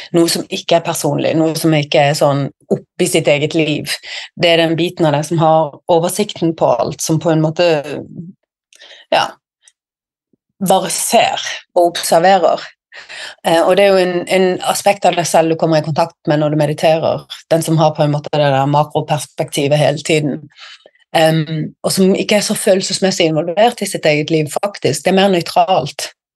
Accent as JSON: {"language": "Norwegian", "area": "Sørlandet", "region": "Southern Norway", "country": "Norway", "moved": "as an adult", "lives_now": "Bergen, Norway", "said": "i hjertet mitt så er jeg jo sørlending"}